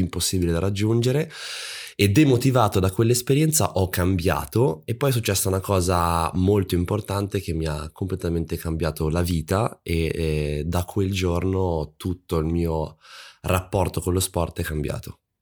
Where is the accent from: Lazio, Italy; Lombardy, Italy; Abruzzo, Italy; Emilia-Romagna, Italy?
Lombardy, Italy; Monza; io sono di Monza vicino a Milano